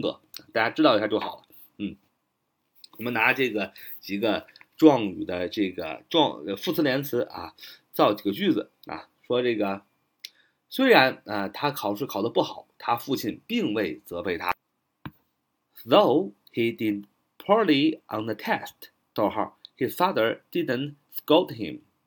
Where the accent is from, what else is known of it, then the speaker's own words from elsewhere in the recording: China; 我们中国人